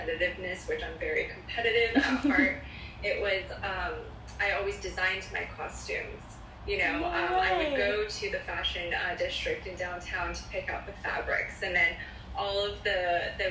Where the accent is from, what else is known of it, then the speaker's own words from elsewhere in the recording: Culver City, California, United States; also born or lived in Palos Verdes; Born and raised in Los Angeles, Culver City to be exact, and I have been here ever since.